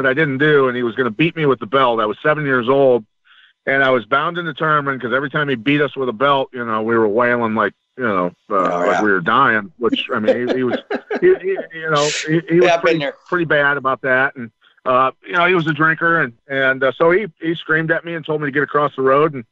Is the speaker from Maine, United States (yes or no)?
no; Bettendorf, Iowa, United States; I grew up wrestling in Iowa